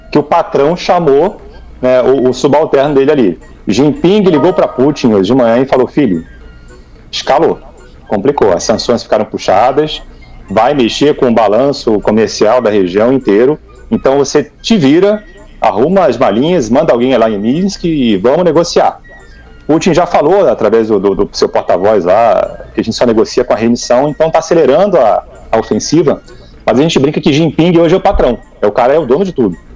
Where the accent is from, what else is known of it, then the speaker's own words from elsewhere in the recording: Rio de Janeiro, Brazil; A minha, família, a, minha família, a minha família é catarinense, né? Então eu, eu, eu cresci no Rio, né? no cresci no Rio e vinha assim sempre pra cá.